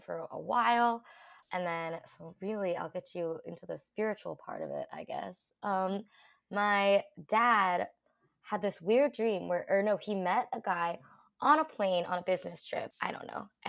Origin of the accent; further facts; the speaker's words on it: outside of Philadelphia, Pennsylvania, United States; moved away as an adult; also born or lived in Guangdong, China; now in New York City, United States; So I grew up outside of Philadelphia in the suburbs, about like 40 minutes outside